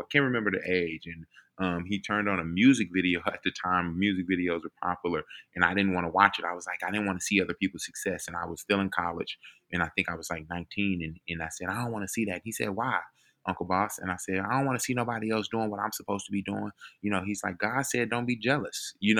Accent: Missouri City, Texas, United States; So I grew up in Missouri City, Texas. I am 7 of 9.

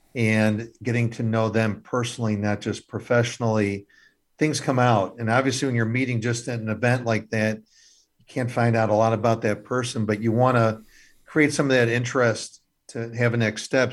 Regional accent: Illinois, United States; I'm actually from Illinois, born and raised

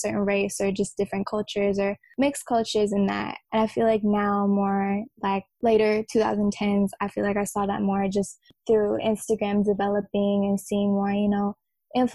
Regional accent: Bay Area, California, United States; born or raised there

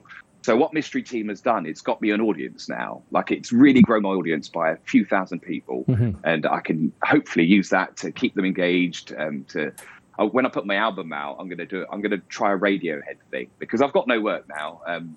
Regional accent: England, United Kingdom; I'm very English

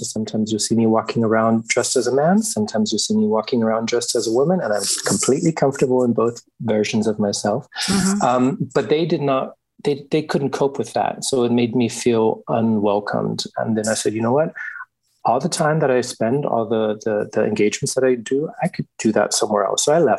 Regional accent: Germany; also born or lived in United States; And I grew up partially in Germany and partially in the US. So it always depended on where my father was stationed at.

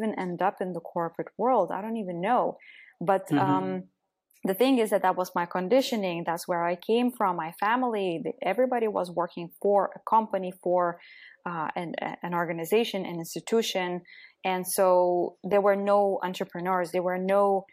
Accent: Lithuania; moved away; also born or lived in Belgium / Netherlands / Germany / Austria; I'm originally from Lithuania

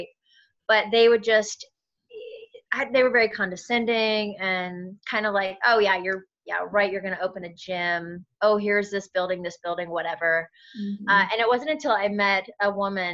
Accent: Sacramento, California, United States; in Northern California, in Sacramento. Nice. That's where I'm originally from

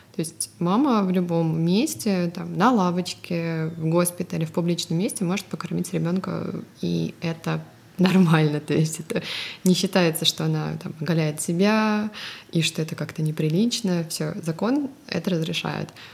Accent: Russia; moved away as an adult; also born or lived in Estonia; now in California, United States; Мы обе родом из России, но сейчас живем в Калифорнии.

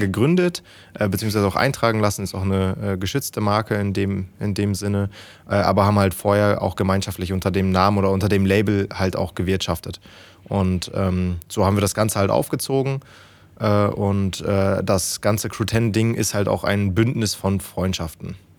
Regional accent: Lower Saxony, Germany; also born or lived in Münsterland; aber eigentlich komme ich aus Niedersachsen

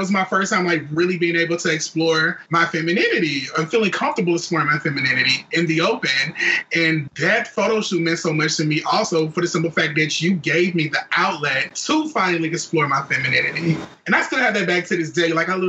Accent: South Alabama, United States; I grew up in South Alabama, where there is no queer community, there is no LGBT community whatsoever here.

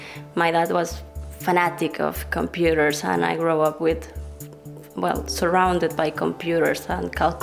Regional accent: Venezuela; now in Barcelona, Spain; I'm from Venezuela, and I'm a researcher in the Barcelona Supercomputing Center.

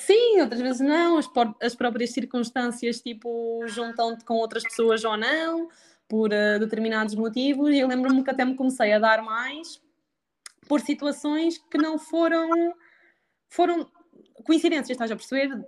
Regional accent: Sangalhos, Aveiro District, Portugal; moved away as an adult; now in Coimbra, Portugal; Sou de Aveiro, mais precisamente de uma terriola chamada Sangalhos

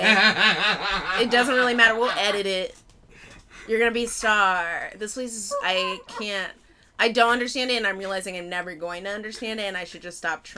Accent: Pasadena, California, United States; moved away as an adult; also born or lived in Baltimore; I'm from Pasadena, and I moved to Baltimore, and I was living there for 7 years

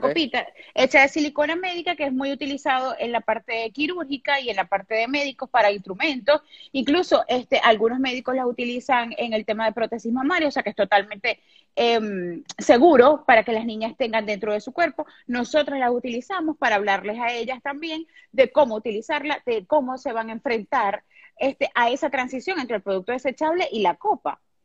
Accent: Venezuela; also born or lived in Maracaibo, Venezuela; vivo en Venezuela, soy venezolana, vivo en una ciudad que se llama Maracaibo.

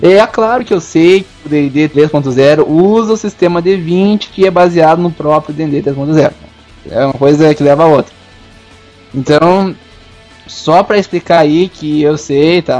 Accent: South Region, Brazil; e a gente é do Sul

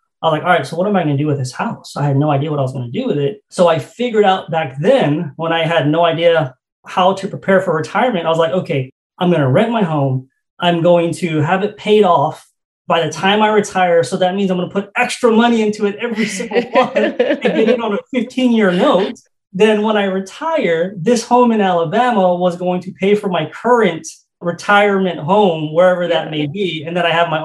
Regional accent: Guam; moved away as an adult; I'm born and raised in Guam. It's a U.S. territory in the Pacific Islands. I was born and raised there until I was 25 years old

